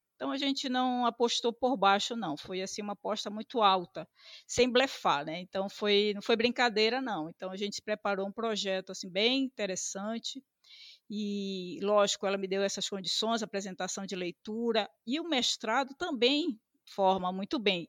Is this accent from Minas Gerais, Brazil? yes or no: no; Belém, Pará, Brazil; Nasci em Belém. Belém, é, o bairro Marizal, nasci na Santa Casa